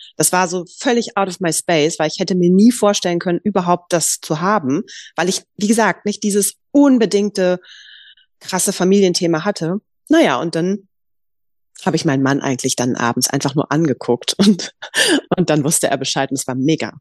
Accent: Düsseldorf, North Rhine-Westphalia, Germany; ich komme aus Düsseldorf

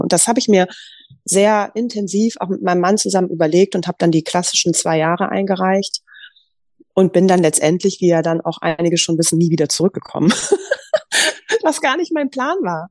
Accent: Düsseldorf, North Rhine-Westphalia, Germany; ich komme aus Düsseldorf

